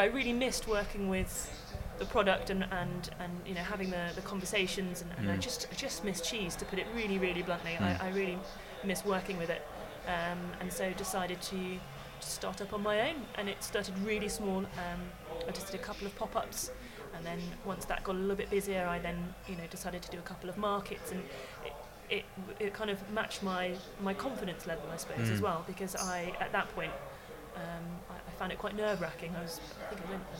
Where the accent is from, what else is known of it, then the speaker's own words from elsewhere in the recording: Tavistock, South West England, United Kingdom; my hometown of Tavistock, which is down in Devon